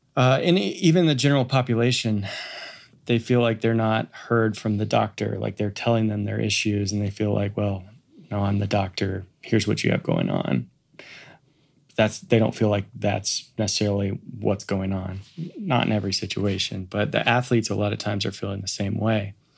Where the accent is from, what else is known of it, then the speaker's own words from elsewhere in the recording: Kansas City, United States; moved away; I grew up in Kansas City